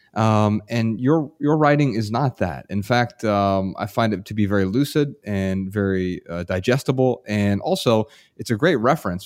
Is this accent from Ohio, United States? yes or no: yes; Dayton, Ohio, United States; in my hometown right now, Dayton, Ohio